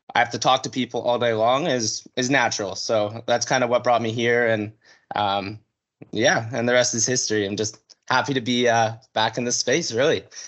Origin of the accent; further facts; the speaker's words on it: North Vancouver, British Columbia, Canada; born and raised in North Vancouver, British Columbia.